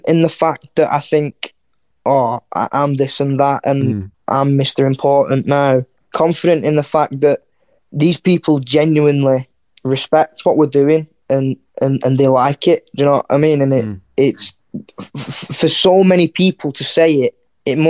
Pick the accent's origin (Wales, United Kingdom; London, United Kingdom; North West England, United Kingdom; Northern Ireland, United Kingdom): North West England, United Kingdom; Wigan; we're from Wigan, it's like a small little town